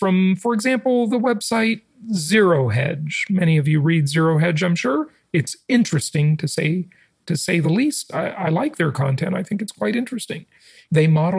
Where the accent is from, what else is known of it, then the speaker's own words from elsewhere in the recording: California, United States; now in Florida, United States; I grew up in the Socialist Republic of California, and I got out and moved to Florida for no income taxes